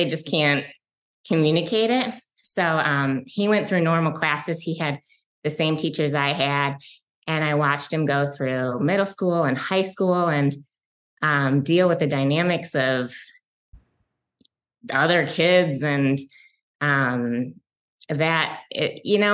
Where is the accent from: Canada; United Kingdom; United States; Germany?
United States; Detroit, Michigan; I grew up in a suburb of Detroit, Michigan. I'm a Michigan girl and I still live in Detroit, Michigan